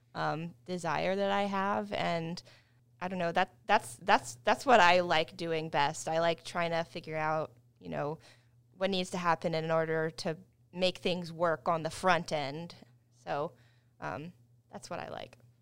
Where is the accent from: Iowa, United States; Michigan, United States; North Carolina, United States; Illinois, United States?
North Carolina, United States; Wilmington; moved away as an adult; now in Charlotte, United States; I'm from Wilmington, North Carolina. Um, but I've been in the Charlotte area since twenty ten